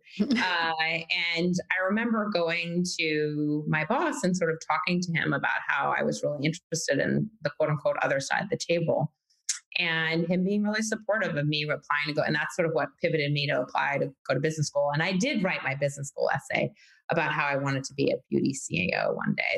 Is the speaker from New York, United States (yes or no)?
yes; New York City, New York, United States; born and raised New Yorker, Manhattanite